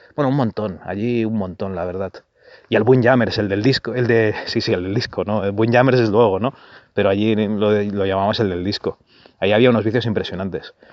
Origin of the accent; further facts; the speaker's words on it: Barcelona, Catalonia, Spain; yo nací en Barcelona, y el primer salón recreativo que, fue, que fui fue con, con José Tutor, un compañero de colegio